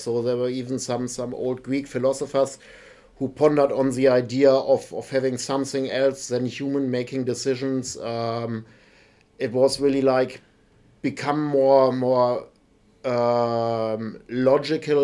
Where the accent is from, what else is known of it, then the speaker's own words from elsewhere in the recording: Germany; English is a second language; moved away as an adult; now in Nottingham, United Kingdom; As my accent gives away, I'm not native from the UK. I'm actually from Germany, moved over here 10 years ago